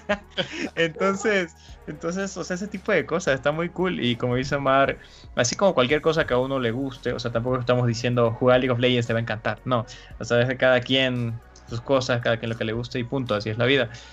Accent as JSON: {"language": "Spanish", "country": "Bolivia", "said": "yo soy de Bolivia"}